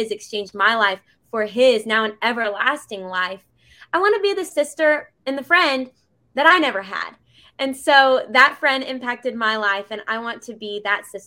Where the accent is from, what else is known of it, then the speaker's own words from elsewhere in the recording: Bentonville, Arkansas, United States; moved away as an adult; now in Middle Tennessee, United States; I grew up in Bentonville, Arkansas for the first 18 years of my life